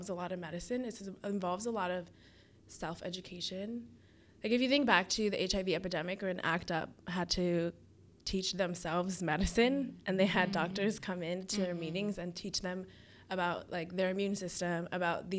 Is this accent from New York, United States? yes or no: yes; Rockland County, New York, United States; moved away as an adult; also born or lived in Boston; I'm from Rockland County, New York. So it's this suburban county, like pretty conservative